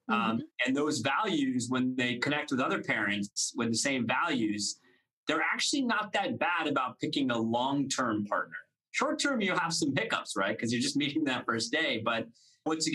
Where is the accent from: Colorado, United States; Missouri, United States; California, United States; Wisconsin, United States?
California, United States; Saratoga; So I'm from the Bay Area. So born and raised in a town called Saratoga, up in Northern California